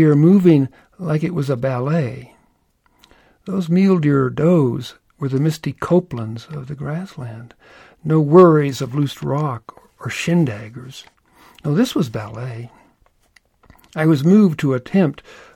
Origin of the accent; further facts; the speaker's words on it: Louisville, Kentucky, United States; I was born in Louisville, Kentucky